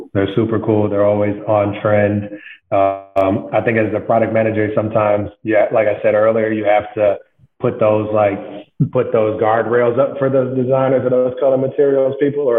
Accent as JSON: {"language": "English", "region": "Midwest", "country": "United States", "said": "because they're from the East Coast, I'm from the Midwest, I had just a different point of view on sneakers and fashion and culture in general."}